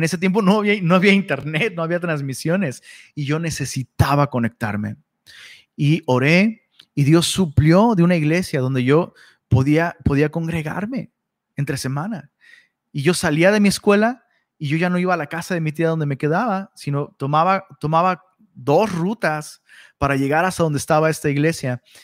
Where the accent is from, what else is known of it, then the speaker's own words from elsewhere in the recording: Taxco, Guerrero, Mexico; also born or lived in Cuernavaca, Morelos; yo soy de Tasco